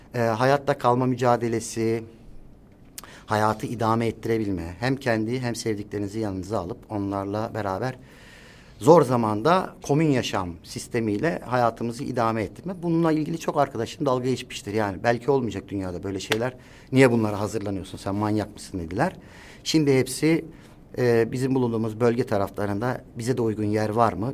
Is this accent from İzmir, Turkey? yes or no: no; Istanbul, Turkey; Kurtuluş doğma büyüme, kurtuluşta doğdum. Orada büyüdüm